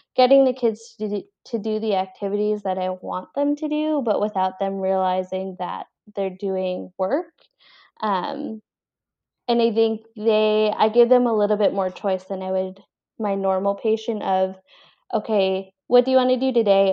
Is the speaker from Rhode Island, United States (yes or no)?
yes; Cranston, Rhode Island, United States; also born or lived in Colombia / Boston, Massachusetts; I was born in Columbia, actually, and I was adopted, and then I was raised in Rhode Island, um, grew up in Cranston